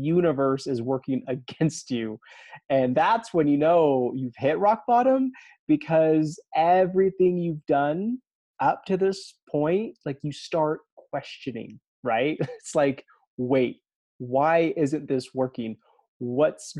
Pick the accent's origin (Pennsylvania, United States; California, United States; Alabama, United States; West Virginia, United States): Alabama, United States; growing up in Alabama